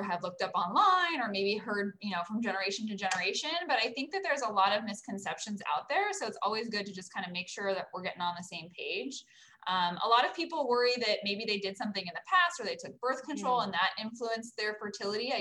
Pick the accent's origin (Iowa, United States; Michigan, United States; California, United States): California, United States; Orange County; also born or lived in Los Angeles, California; I grew up in the Orange County area, so I'm a local girl.